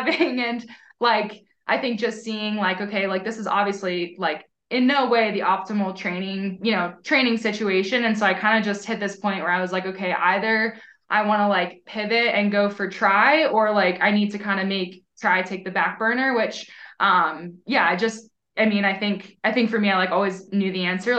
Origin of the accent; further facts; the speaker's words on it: Hershey, Pennsylvania, United States; moved away as an adult; also born or lived in Burlington, Vermont; now in Colorado, United States; growing up, we had a really great swim team. I'm from Hershey, Pennsylvania